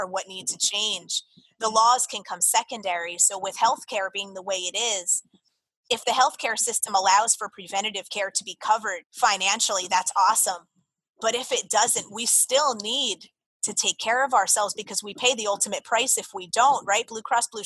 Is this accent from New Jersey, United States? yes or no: yes; Jersey Shore, New Jersey, United States; moved away as an adult; also born or lived in Florida; growing up on the Jersey Shore and then going to college down in Florida